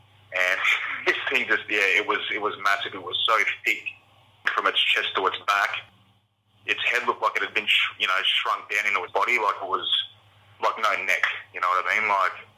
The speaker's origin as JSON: {"language": "English", "town": "Beechmont", "region": "Queensland", "country": "Australia", "tie": "born or raised there", "said": "I've grown up around the inland pretty much all my life. I lived up in Beachmont, Lower Beachmont."}